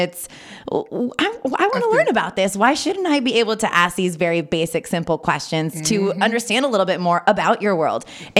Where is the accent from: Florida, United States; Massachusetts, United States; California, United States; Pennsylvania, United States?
California, United States; Napa Valley; being born and raised in Napa Valley specifically.